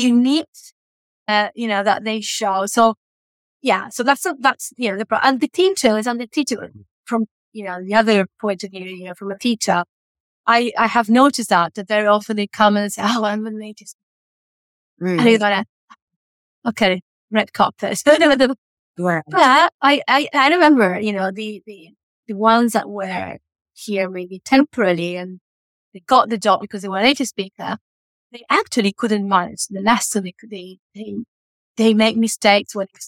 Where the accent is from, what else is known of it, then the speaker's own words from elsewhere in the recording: Uruguay; English is a second language; moved away as an adult; also born or lived in Italy; I'm from Uruguay